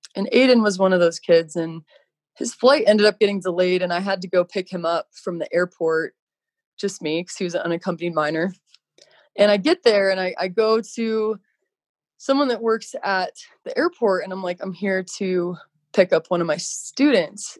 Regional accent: Colorado, United States; moved away as an adult; now in Park City, United States; I grew up in Colorado and I thought Colorado was pretty spectacular

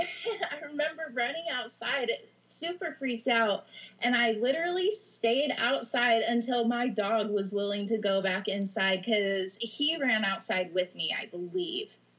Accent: Idaho, United States; also born or lived in Oregon coast; now in Oregon, United States; I grew up in Idaho. I moved to the Oregon coast

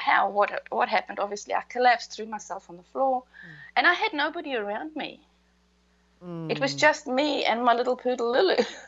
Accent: Queensland, Australia; also born or lived in Rockhampton, Queensland; I'm from Queensland, so 8 hours north of Brisbane

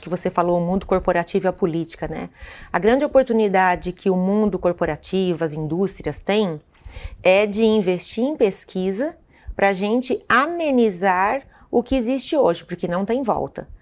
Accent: Santa Catarina, Brazil; moved away; Eu sou de Santa Catarina, é, é o estado mais suscetível a catástrofes climáticas do Brasil hoje

